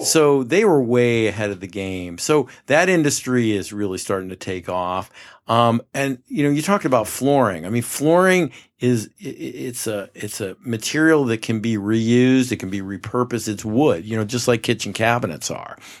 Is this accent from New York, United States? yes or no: yes; Poughkeepsie, New York, United States; moved away as an adult; also born or lived in Rhode Island / New Jersey; now in Scottsdale, United States; I grew up in the Mid-Hudson Valley in Poughkeepsie, New York